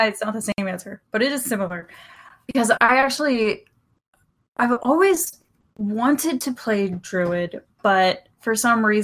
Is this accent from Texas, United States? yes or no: yes; Houston, Texas, United States; I am from Houston